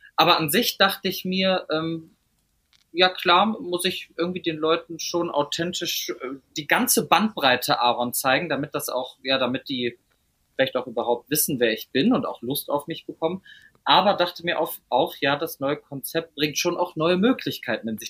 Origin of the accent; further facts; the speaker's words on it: Meerbusch, North Rhine-Westphalia, Germany; also born or lived in Düsseldorf; aber ich bin in Meerbusch schönes, aufgewachsen.